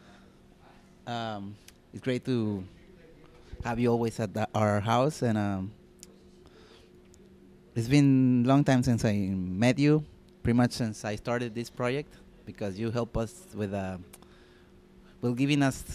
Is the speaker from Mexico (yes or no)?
yes; Tijuana, Baja California, Mexico; English is a second language; also born or lived in Netherlands; I was born here in Tijuana, born and raised, made even in Tijuana